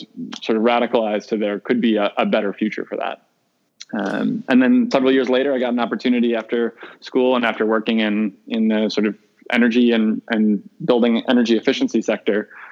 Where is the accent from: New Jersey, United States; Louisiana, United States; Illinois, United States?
Illinois, United States; outside of Chicago; I grew up outside of Chicago. I grew up in the Midwest, eating a real traditional Midwest diet